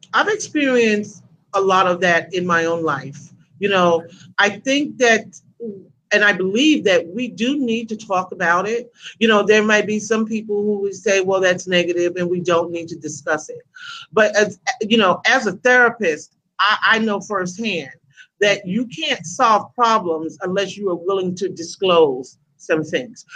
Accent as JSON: {"language": "English", "town": "New York City", "region": "New York", "country": "United States", "tie": "born or raised there", "moved": "as an adult", "lives_now": "Atlanta, United States", "said": "I am originally from Brooklyn, New York. Uh, that's where I was born, that's where I was raised. I've been in Atlanta, Georgia, where I am now. I've been in Atlanta for close to 30 years"}